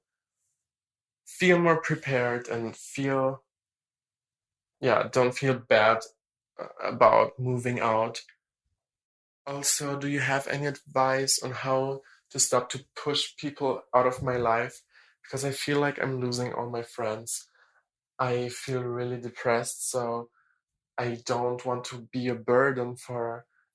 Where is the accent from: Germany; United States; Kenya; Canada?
Germany; English is a second language; I'm 19 and I'm from Germany